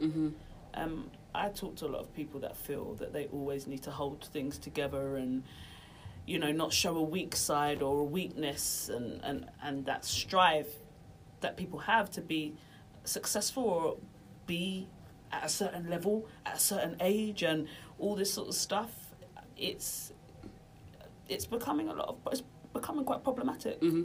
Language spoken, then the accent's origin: English; Norfolk, East of England, United Kingdom; we didn't grow up in London, we grew up in Norfolk